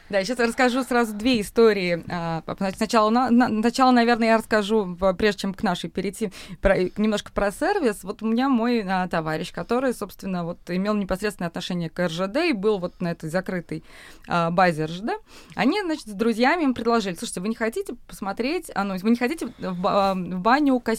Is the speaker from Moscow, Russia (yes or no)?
yes; Moscow, Russia; сколько мы упреков получили, что мы москвичи, что мы зажрались